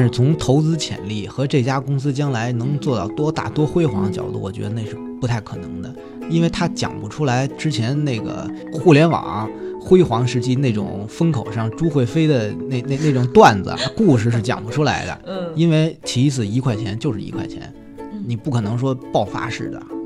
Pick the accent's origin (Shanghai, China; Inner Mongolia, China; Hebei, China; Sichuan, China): Hebei, China; Xianghe; 我们老家的香河肉饼